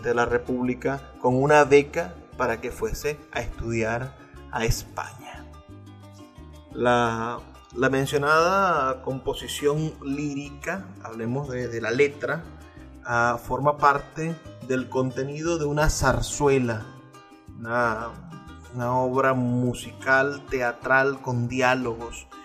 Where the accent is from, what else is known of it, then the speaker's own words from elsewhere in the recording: Venezuela; reflexionar un poco sobre lo que somos como venezolanos